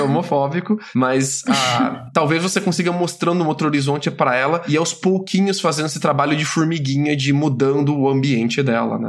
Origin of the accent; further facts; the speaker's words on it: Piracicaba, São Paulo, Brazil; moved away; Eu cresci em Piracicaba, que não é uma cidade muito pequena, tem seus 400 mil habitantes, mas eu ainda considero ela uma cidade de interior, interior paulista